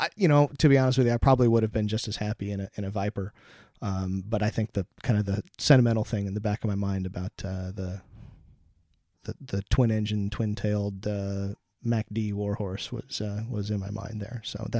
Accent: Pacific Northwest, United States; I grew up in the Pacific Northwest of the States, and at McChord Air Force Base, there was the 318th Fighter Interceptor Squadron that flew F-15As.

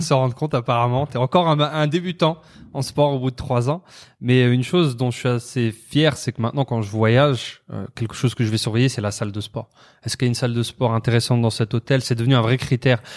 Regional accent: France; je suis né en France, euh, hum. citoyen français

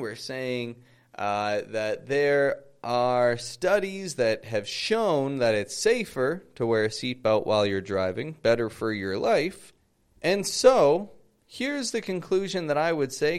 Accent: Toronto, Ontario, Canada; moved away as an adult; now in Mexico; I come from Toronto, living in Mexico at the moment

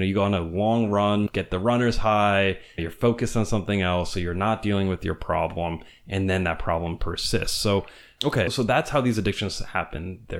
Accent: Venezuela; So I grew up in Venezuela, and my parents raised me there, despite the fact that I'm an American.

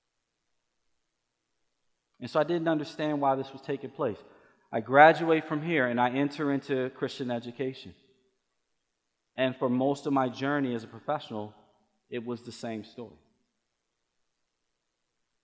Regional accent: Baltimore, Maryland, United States; I grew up in Baltimore, Maryland. I was a Baltimore City Public School kid all the way up until my junior year of high school

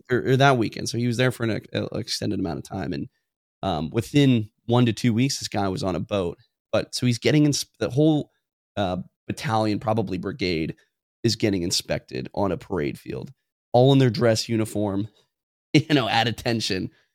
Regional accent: Tacoma, Washington, United States; I'm from Tacoma. I work in a jo-, joint base, Lewis McCord, Fort Lewis

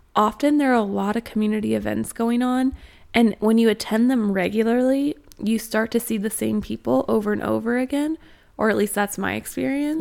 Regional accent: Austin, Texas, United States; moved away as an adult; now in Northwest Arkansas, United States; I was born in Austin, Texas, and I've spent a lot of time in Austin.

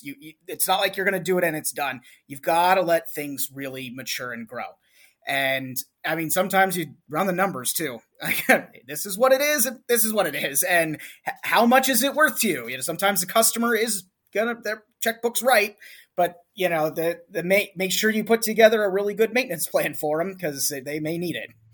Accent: Cleveland, Ohio, United States; I'm from the Northeast Ohio, Cleveland area

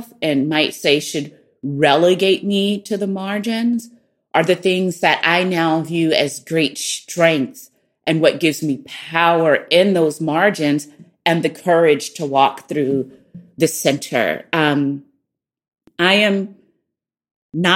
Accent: the South, United States; accent: Southern; moved away as an adult; being poor and from the South and lacking what people would call social capital, I felt really vulnerable. My Southern accent made me really vulnerable

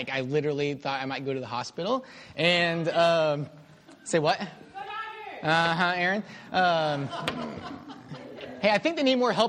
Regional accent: Houston, Texas, United States; So I grew up in Houston.

